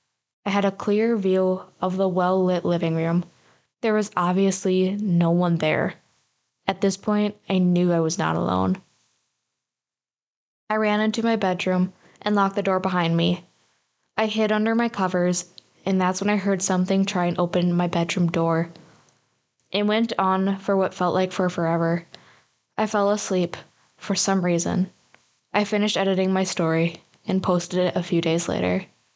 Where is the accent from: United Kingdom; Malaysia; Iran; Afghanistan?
Malaysia; In my culture, I'm Malaysian, we have ghosts like the Pantacock.